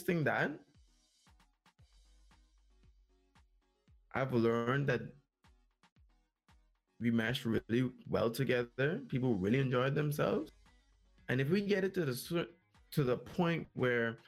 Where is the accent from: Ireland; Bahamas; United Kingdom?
Bahamas